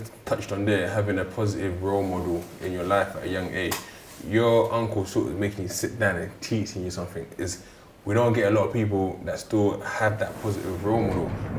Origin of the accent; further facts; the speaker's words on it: Lewisham, London, United Kingdom; I mean, like I said, growing up in Lewisham, it's not too hard to kind of get swayed into that lifestyle of being involved in the roads.